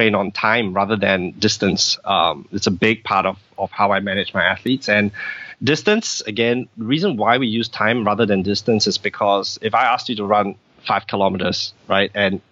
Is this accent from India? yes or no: no; Singapore; I'm from Singapore, and you know, in Singapore, people tend to be very it's a very fast paced society